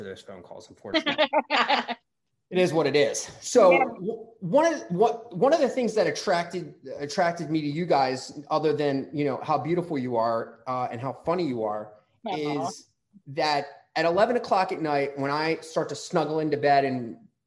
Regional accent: Maryland, United States; we're from Maryland, so there's not a lot of places to go in Maryland

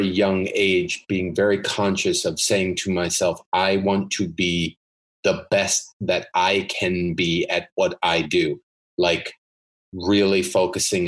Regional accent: New Jersey, United States; I'm from New Jersey

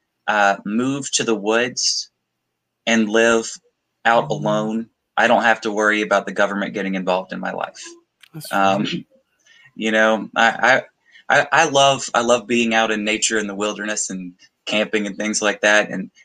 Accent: South Georgia, United States; moved away as an adult; now in South Alabama, United States; I'm from South Georgia originally

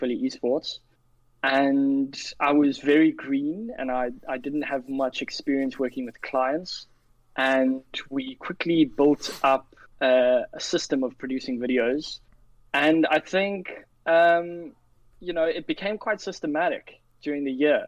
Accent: Cape Town, Western Cape, South Africa; also born or lived in London; I work remotely from Cape Town, South Africa. That's where I was born and raised. Sorry, I wasn't born here. I was born in London, but I was raised here.

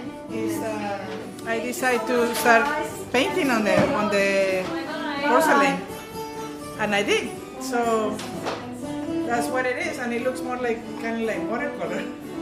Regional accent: Colombia; now in California, United States; I'm originally from Colombia.

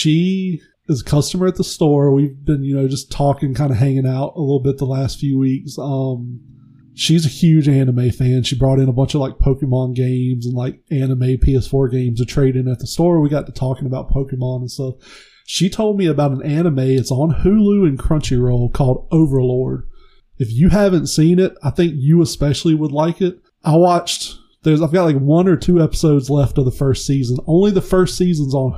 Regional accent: the South, United States; I grew up in the South.

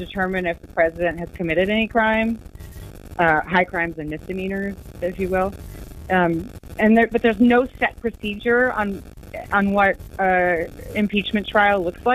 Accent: United States; as an American

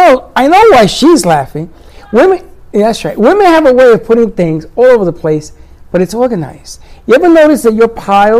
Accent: New York City, New York, United States; I'm from the Bronx.

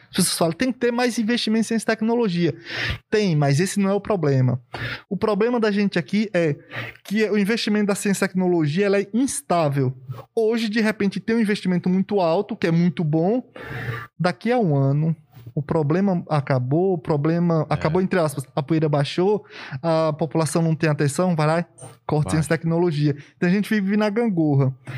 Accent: sertão of Bahia, Brazil; moved away; also born or lived in Euclides da Cunha, Bahia; lá do sertão da Bahia, lá no interiorzão e tal, e... e... Não estudava, não tinha cultura de estudar. Eu trabalhava na roça desde 7, 8 anos

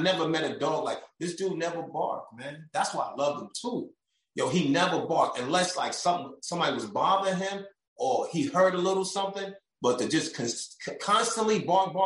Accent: New York, United States; moved away; I'm from New York

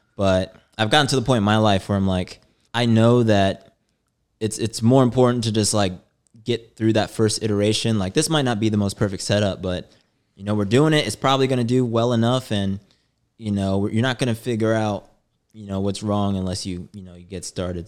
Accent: St. Louis, Missouri, United States; moved away as an adult; also born or lived in New York; I moved from Saint Louis. So I'm a Midwesterner

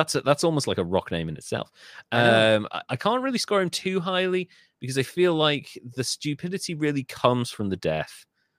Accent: Birmingham, West Midlands, United Kingdom; because a lot of it was from the West Midlands, from the Birmingham area where I'm from

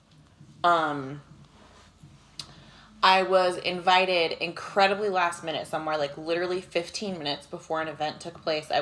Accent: United Kingdom; I'm British.

